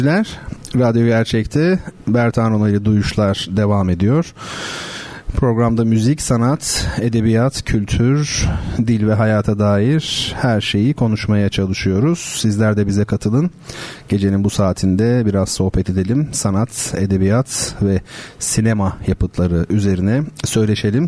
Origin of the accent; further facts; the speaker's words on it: Turkey; biz Gerçekten enteresan bir milletiz. Akdenizliyiz tabii